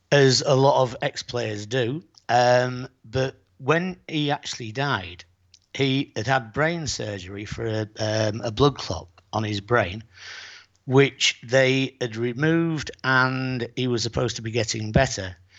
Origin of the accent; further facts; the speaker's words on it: Bridlington, Yorkshire and the Humber, United Kingdom; now in Playa San Juan, Spain; I am from Yorkshire